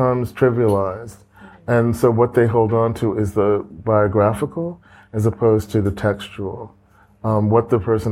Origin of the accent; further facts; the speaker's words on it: United States; as an American